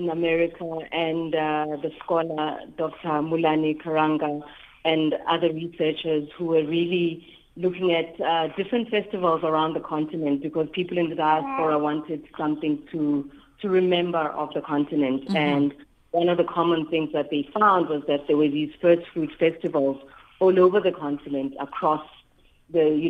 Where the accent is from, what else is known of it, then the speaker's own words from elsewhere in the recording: Eswatini; I'm from Swaziland